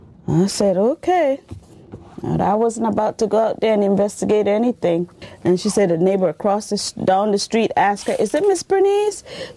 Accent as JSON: {"language": "English", "town": "Roatán", "region": "Bay Islands", "country": "Honduras", "tie": "born or raised there", "also_born_or_lived": "Tela, Honduras", "moved": "yes", "said": "I'm from Honduras. I was born in Tela, and then I was raised in Rotan, mm-hmm. which is the island of Rotan."}